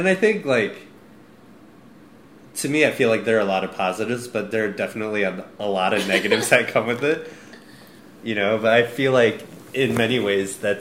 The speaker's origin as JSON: {"language": "English", "region": "Midwest", "country": "United States", "tie": "born or raised there", "said": "both of us growing up in the Midwest"}